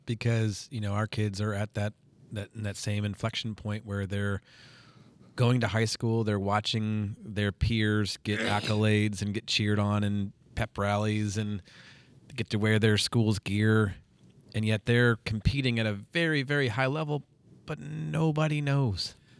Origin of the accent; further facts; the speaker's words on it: Washington, Missouri, United States; I grew up in Washington, Missouri.